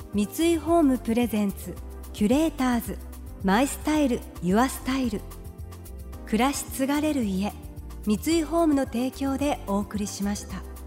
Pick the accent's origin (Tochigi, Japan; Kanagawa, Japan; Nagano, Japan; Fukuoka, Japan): Fukuoka, Japan; 私たちやっぱり福岡出身